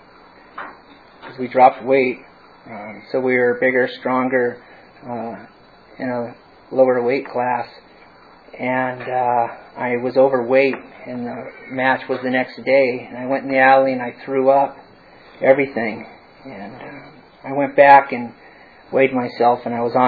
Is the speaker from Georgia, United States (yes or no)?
no; Bellingham, Washington, United States; moved away; I'm from Washington State, in a smaller town called Bellingham, below Canada